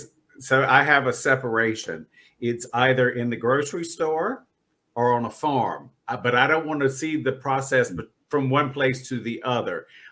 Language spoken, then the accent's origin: English; North Carolina, United States; and I grew up in North Carolina